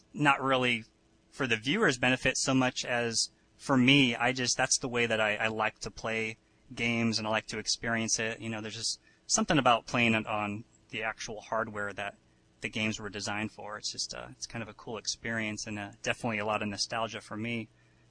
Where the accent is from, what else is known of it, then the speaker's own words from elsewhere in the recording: Garden Valley, California, United States; now in San Diego, United States; I grew up in the Sierra foothills in a place called Garden Valley, population of like 500 or something at the time.